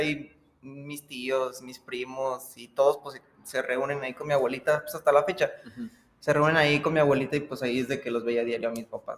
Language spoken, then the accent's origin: Spanish; Aguascalientes, Mexico; soy de aquí de Aguascalientes